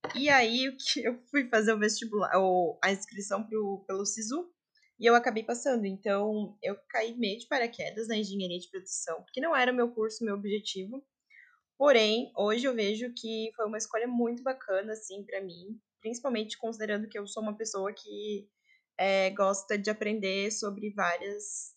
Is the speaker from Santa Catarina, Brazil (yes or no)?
yes; Joinville, Santa Catarina, Brazil; Eu sou de Joinville